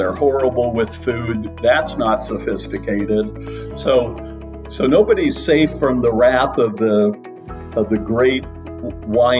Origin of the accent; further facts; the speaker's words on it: Miami, Florida, United States; started cooking when I was 14 growing up in Miami, Florida